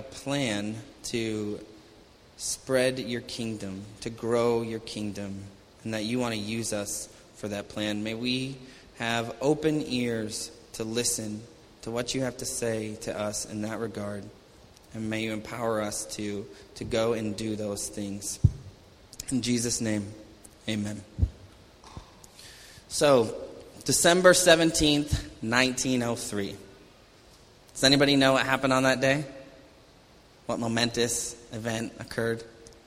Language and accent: English; Falmouth, Massachusetts, United States; also born or lived in Hyannis, Massachusetts; I'm originally from Cape Cod, born and raised there